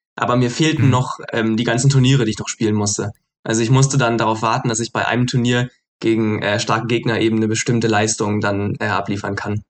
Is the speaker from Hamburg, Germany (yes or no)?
yes; Hamburg, Germany; moved away as an adult; now in Frankfurt, Germany; ich komme ja ursprünglich aus Hamburg, aber bin jetzt gerade in Frankfurt